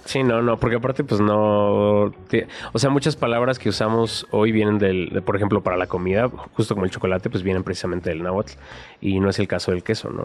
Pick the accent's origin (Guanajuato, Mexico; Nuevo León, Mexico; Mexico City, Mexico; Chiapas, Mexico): Mexico City, Mexico; como chilango